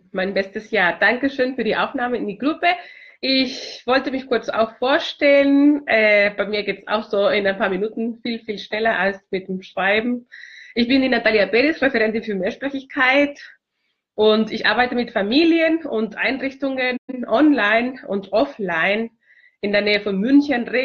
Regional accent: Chile; German is a second language; now in Germany; Ja, ich komme aus Chile ursprünglich. Ich wohne seit 18 Jahren schon in Deutschland. Ich liebe dieses Land und ich habe Deutsch äh, mit 13 Jahren äh, alt äh, in Chile gelernt.

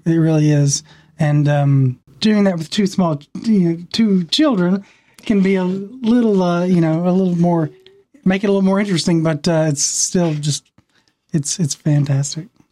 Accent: western Kentucky, United States; now in Atlanta, United States; I'm originally from a very small town in western Kentucky

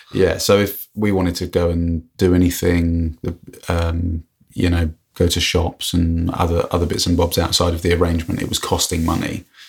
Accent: England, United Kingdom; I'm obviously English.

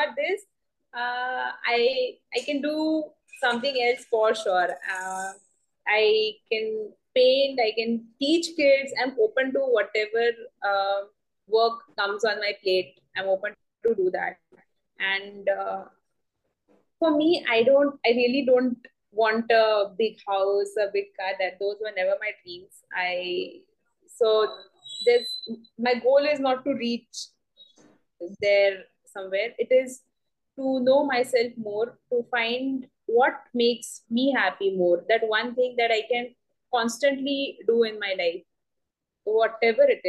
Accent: Uran, Maharashtra, India; I've been born and brought up in Uran, a very small place.

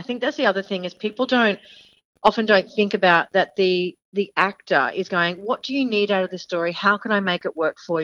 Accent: Australia; accent: Aussie; they saw me with my Aussie accent

